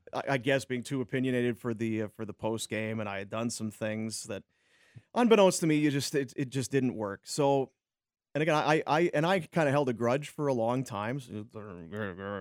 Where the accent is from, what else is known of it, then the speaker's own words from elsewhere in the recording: Roblin, Manitoba, Canada; moved away as an adult; also born or lived in Thunder Bay / Brandon / Red Deer / Edmonton; now in Calgary, Canada; I was growing up in Roblin, my small town